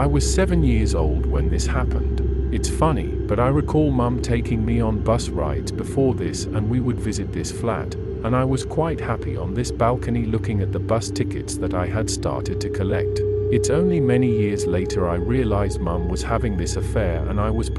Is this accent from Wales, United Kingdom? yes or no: no; North West England, United Kingdom; born there; I was born in Lancashire in England in 1968, which makes me 54 by the time, this while you are listening.